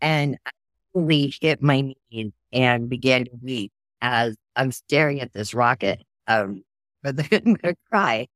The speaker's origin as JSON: {"language": "English", "region": "Oklahoma", "country": "United States", "said": "I'm from Oklahoma"}